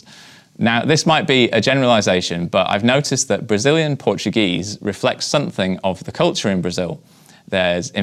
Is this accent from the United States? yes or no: no; United Kingdom; I'm British